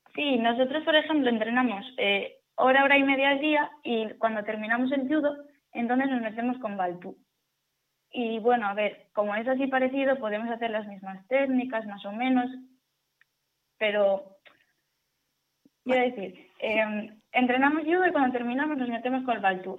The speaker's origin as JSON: {"language": "Spanish", "region": "Asturias", "country": "Spain", "said": "yo que soy asturiana"}